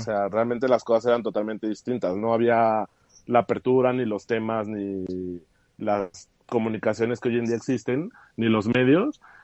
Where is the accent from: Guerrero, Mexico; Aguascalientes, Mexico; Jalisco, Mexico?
Aguascalientes, Mexico; also born or lived in Mexico City; soy de la Ciudad de México, pero tengo casi toda mi vida en Aguascalientes.